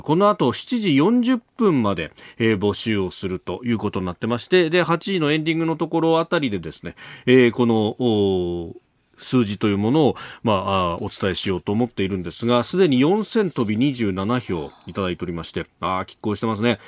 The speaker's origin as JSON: {"language": "Japanese", "town": "Yokosuka", "region": "Kanagawa", "country": "Japan", "tie": "born or raised there", "said": "岡山さんも私も横須賀の出身"}